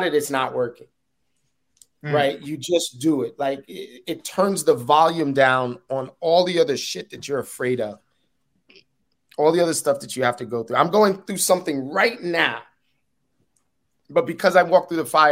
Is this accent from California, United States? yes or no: no; New York City, New York, United States; I'm a hood dude, right? Like, I'm from Uptown, from Harlem